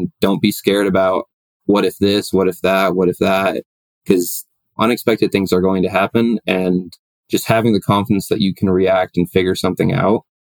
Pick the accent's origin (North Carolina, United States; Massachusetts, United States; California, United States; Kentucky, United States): Massachusetts, United States; Boston; now in Colorado, United States; I moved to Colorado originally from Boston.